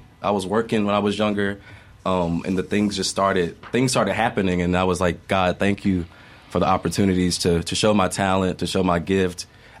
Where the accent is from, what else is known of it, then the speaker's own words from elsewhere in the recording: Madison, Mississippi, United States; I'm from Madison, Mississippi.